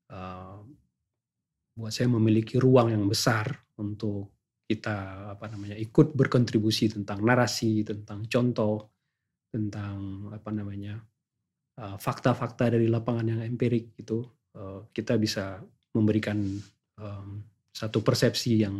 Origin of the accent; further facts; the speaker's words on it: Aceh, Indonesia; karena saya datang dari Indonesia